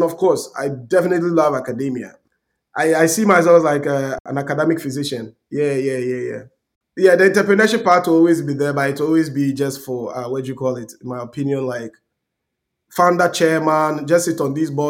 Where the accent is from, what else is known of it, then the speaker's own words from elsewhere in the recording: Tarkwa Breman, Western Region, Ghana; moved away; who grew up in Takwa-Berma in my village